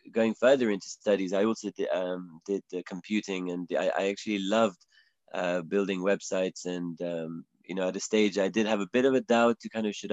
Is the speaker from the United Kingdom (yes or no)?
yes; England, United Kingdom; I hope my I hope my accent is makes it clear that I, am from England.